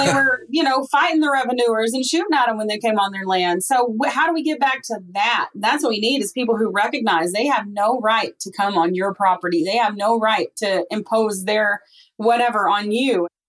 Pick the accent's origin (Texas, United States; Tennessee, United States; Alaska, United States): Tennessee, United States; East; I might be proud that I'm from East Tennessee